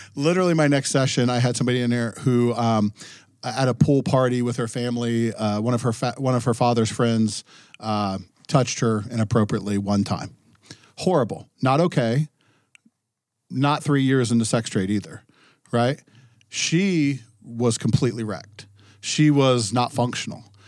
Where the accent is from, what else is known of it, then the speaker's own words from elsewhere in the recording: Ohio, United States; now in New Hampshire, United States; growing up in Ohio, now living in New Hampshire